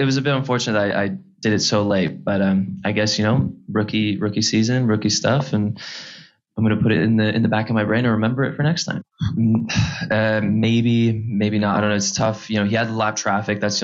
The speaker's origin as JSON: {"language": "English", "town": "Chicago", "region": "Illinois", "country": "United States", "tie": "born or raised there", "said": "I was born and raised in Chicago and I'm only like 20 minutes down from the shop."}